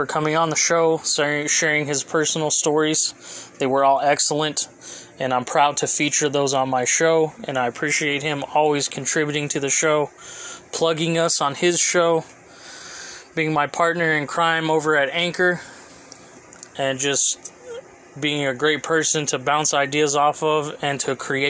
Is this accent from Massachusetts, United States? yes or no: no; Fresno, California, United States; my hometown AAA team, the Fresno Grizzlies